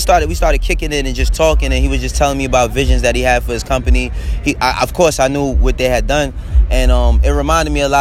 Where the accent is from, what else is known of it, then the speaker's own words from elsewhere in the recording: New York City, New York, United States; moved away as an adult; also born or lived in Harlem; now in Atlanta, United States; I was born and raised in New York